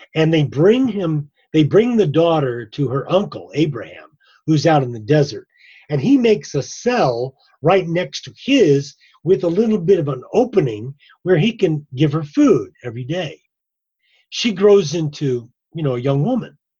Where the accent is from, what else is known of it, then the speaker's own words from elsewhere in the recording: Ireland; I'm I'm Irish